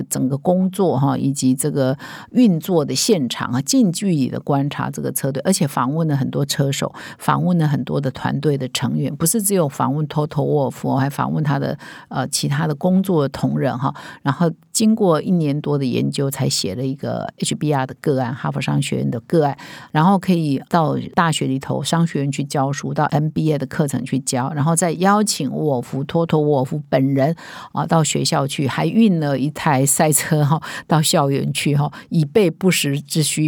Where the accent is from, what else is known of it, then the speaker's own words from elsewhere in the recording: Taiwan; 我们台湾人